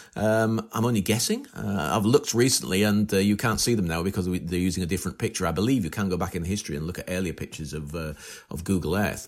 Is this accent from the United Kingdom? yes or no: yes; northern England, United Kingdom; accent: northern; my northern accent